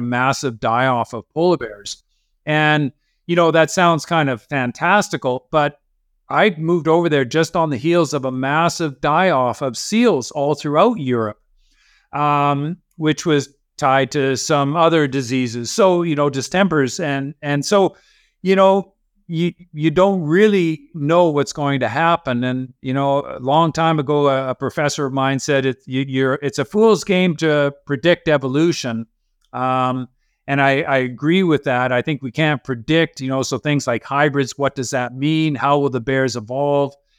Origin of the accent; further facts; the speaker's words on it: Canada; also born or lived in Norway; as a Canadian working for the Norwegian government as the polar bear scientist